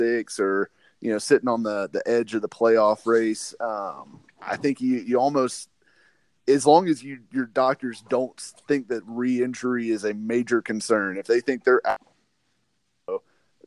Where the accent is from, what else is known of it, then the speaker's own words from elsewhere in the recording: Nashville, Tennessee, United States; also born or lived in Cookeville, Tennessee / Dallas, Texas; I grew up in Nashville and lived here pretty much my whole life